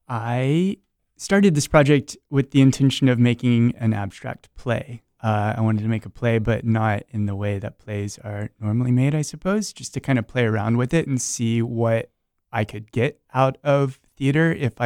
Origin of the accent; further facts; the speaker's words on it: Rockledge, Florida, United States; I'm from Brevard County, by the way, over in Rockledge.